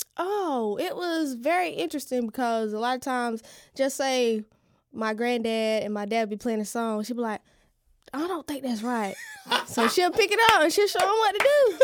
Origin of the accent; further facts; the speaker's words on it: Fairmont, North Carolina, United States; moved away as an adult; now in Lumberton, United States; I'm originally from Fairmont, but I moved to Lumberton a couple years ago